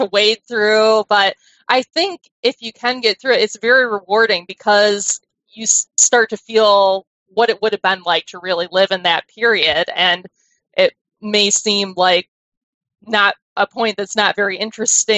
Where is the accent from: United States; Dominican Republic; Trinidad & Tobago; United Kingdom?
United States; being American